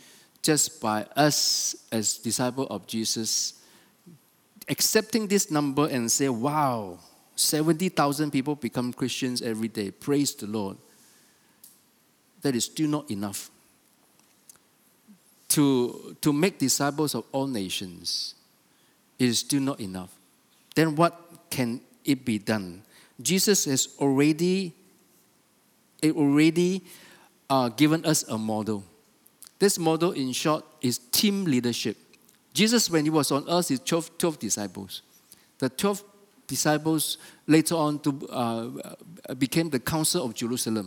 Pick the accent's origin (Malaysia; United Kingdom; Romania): Malaysia; I'm a Malaysian